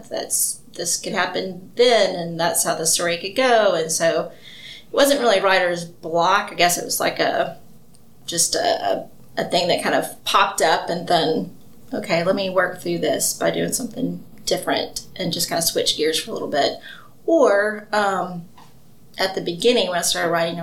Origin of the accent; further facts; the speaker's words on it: Mobile, Alabama, United States; now in Athens, United States; I'm originally from Mobile